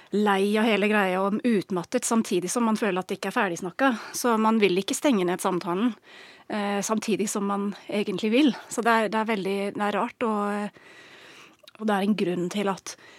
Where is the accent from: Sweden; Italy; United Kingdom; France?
United Kingdom; England; Norwegian is a second language; moved away as an adult; now in Norway; Jeg er engelsk, har bodd i Norge i snart 15 år